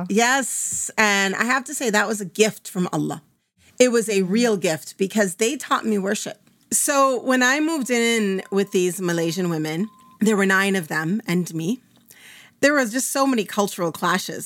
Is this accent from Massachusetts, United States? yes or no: no; Minnesota, United States; moved away as an adult; also born or lived in Damascus, Syria; I'm originally from Minnesota